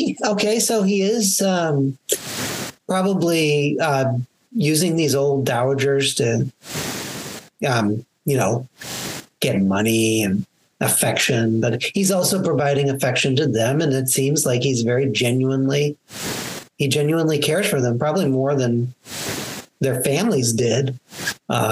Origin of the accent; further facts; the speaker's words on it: American Midwest, United States; accent: American; I have my American accent